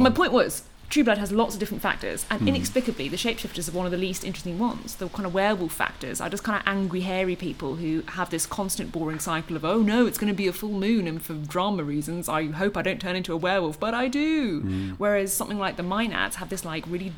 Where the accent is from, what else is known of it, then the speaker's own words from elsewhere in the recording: United Kingdom; as a British person